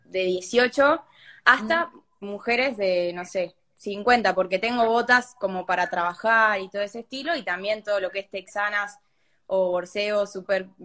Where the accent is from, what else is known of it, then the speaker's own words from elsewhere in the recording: General Belgrano, Buenos Aires Province, Argentina; De General Belgrano.